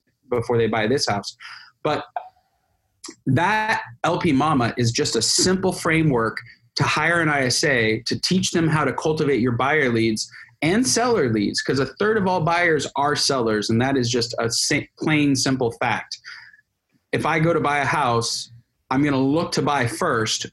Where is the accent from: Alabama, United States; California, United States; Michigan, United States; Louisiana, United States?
California, United States; I'm a Californian